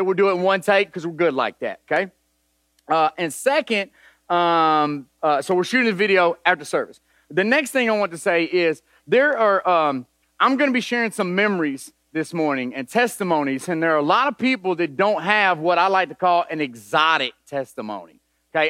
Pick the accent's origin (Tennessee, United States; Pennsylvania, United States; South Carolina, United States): Tennessee, United States; Nashville; I grew up in East Nashville